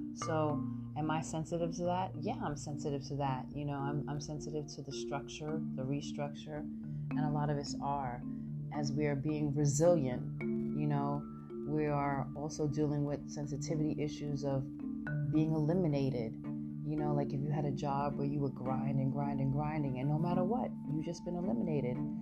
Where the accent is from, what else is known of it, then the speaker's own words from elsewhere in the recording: New York City, New York, United States; moved away as an adult; now in San Francisco, United States; I am Brooklyn all day long. Why do I say that? Because I'm from Brooklyn